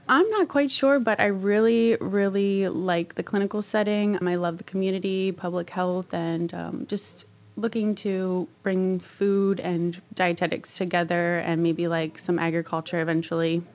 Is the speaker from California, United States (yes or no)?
no; Hanover, Pennsylvania, United States; moved away as an adult; now in Lima, United States; my hometown of Hanover